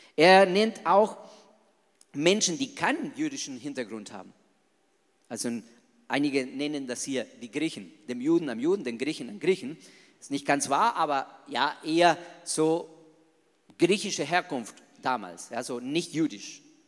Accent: Argentina; German is a second language; moved away as an adult; now in Germany; Also ich bin ein echter Latino, ich bin ein echter Argentinier

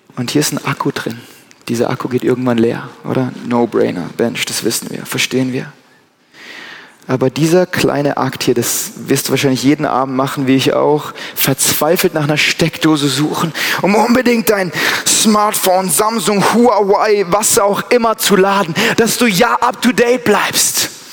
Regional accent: Germany; ich bin Deutscher

